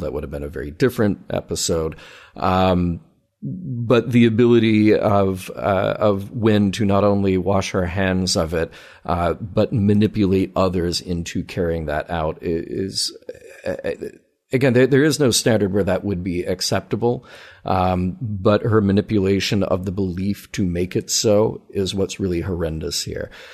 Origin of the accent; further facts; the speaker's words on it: the South, United States; we grew up in the South around the same time.